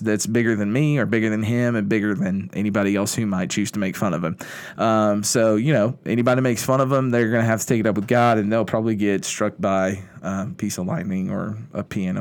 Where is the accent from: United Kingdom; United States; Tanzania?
United States; Kentucky; moved away as an adult; also born or lived in Indiana / New Orleans; now in Shreveport, United States; growing up in Kentucky, I grew up in a small town, the middle of nowhere